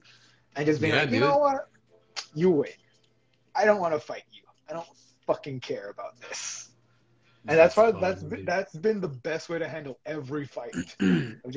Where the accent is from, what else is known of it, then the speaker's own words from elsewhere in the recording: El Monte, California, United States; I grew up in Almonte.